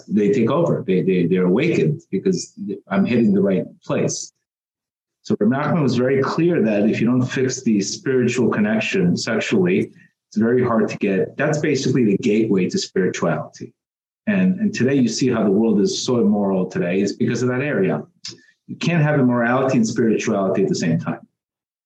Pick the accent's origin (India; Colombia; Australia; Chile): Colombia; also born or lived in South Florida; now in Florida, United States; I was born in Colombia